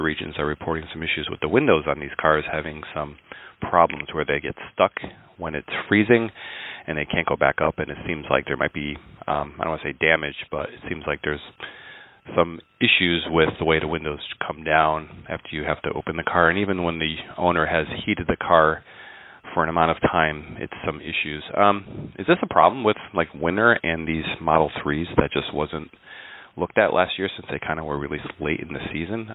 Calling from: Connecticut, United States; I'm calling from Connecticut

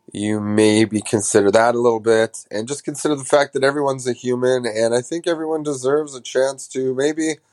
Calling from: Canada; Hi, Greg. Uh, I'm a fan from Canada. Canada, fuck.

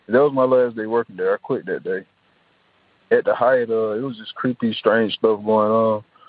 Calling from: Atlanta, Georgia, United States; I'm calling from Atlanta, Georgia.

